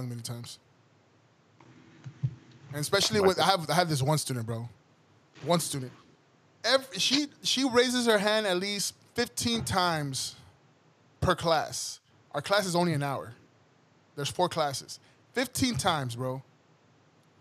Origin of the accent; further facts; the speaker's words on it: Alton, Texas, United States; I'm from Alton